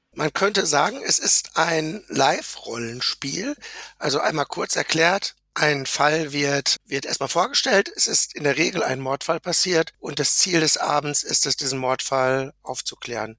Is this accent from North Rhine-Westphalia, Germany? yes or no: yes; Lübbecke, North Rhine-Westphalia, Germany; Ich komme aus Lüchte an der Grenze zu Niedersachsen von Nordrhein-Westfalen